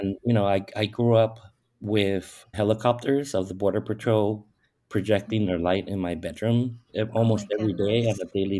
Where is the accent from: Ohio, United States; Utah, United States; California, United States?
California, United States; San Diego; also born or lived in Tijuana, Mexico; now in Tucson, United States; I moved one block from Tijuana to San Diego, specifically San Isidro, when I was about 5 years old.